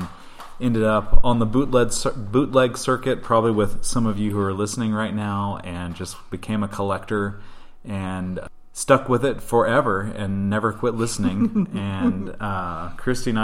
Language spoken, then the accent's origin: English; Midwest, United States; I grew up in the Midwest, not far from Minnesota.